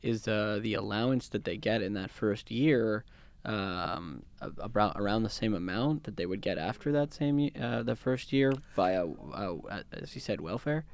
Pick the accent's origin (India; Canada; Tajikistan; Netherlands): Canada; Vancouver, British Columbia; now in London, Canada; I'm from Vancouver